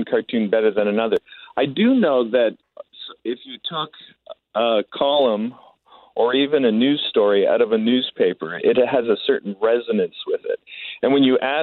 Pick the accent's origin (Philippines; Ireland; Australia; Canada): Canada; us Canadians